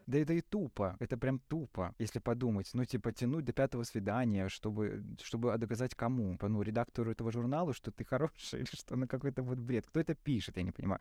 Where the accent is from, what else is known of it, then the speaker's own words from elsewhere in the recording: Krasnopolye, Mogilev Region, Belarus; now in Mogilev, Belarus; я вырос в Краснополе, я вырос прямо в городском поселке маленьком. То есть я в Могилеве переехал, наверное, 20 с чем-то мне было